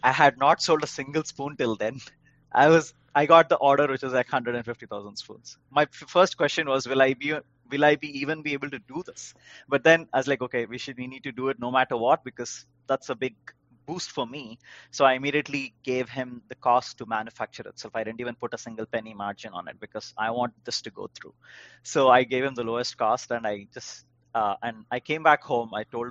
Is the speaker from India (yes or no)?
yes; India; now in United States; When I came to US from India in the first few years, I was like, why are the stores so huge?